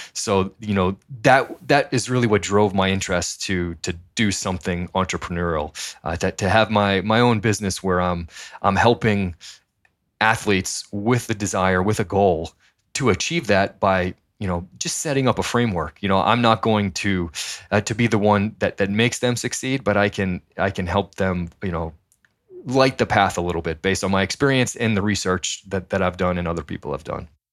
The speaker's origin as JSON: {"language": "English", "town": "Methuen", "region": "Massachusetts", "country": "United States", "tie": "born or raised there", "also_born_or_lived": "New Hampshire / San Diego", "moved": "as an adult", "said": "grew up in Methuen, Massachusetts"}